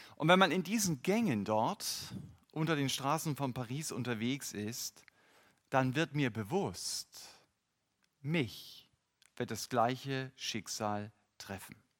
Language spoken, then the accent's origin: German; North German coast, Northern Germany, Germany; Ich bin an der norddeutschen Küste groß geworden